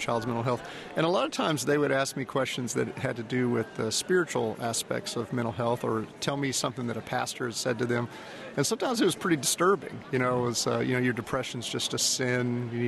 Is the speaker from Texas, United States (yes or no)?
yes; Houston, Texas, United States; I'm from Houston. I actually grew up outside of Houston